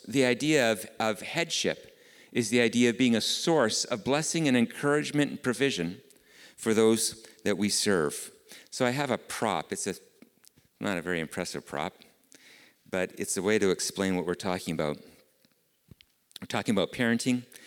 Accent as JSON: {"language": "English", "country": "Canada", "tie": "born or raised there", "said": "being Canadian, I am raised in a relatively individualistic society"}